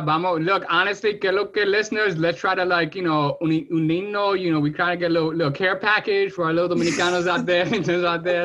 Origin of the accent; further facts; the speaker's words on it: New York City, New York, United States; moved away as an adult; now in Miami, United States; I'm also, you know, a transplant to Miami. I'm a born and raised in Washington Heights